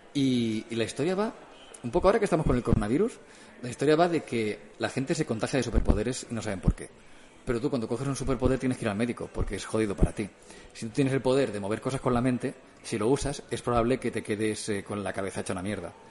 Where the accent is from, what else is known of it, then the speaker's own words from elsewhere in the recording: Martorell, Catalonia, Spain; en la radio de Martorey de mi pueblo